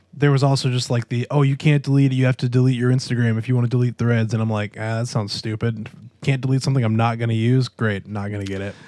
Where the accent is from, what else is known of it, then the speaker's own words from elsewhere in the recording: United States; now in Jacksonville, United States; I'm a bad Southerner. I'm from the backwoods of Kakalaki